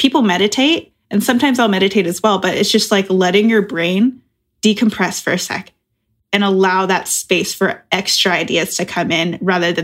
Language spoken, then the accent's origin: English; Oregon, United States; now in Chicago, United States; I'm originally from Oregon.